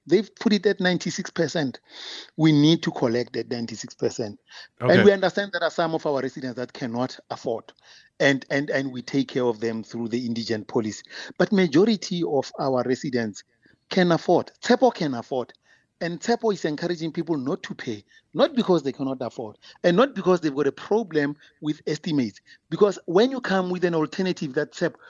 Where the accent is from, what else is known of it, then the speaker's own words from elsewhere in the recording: Pretoria, Gauteng, South Africa; I'm also from Tshwane. You know, my parents are also in Mabopane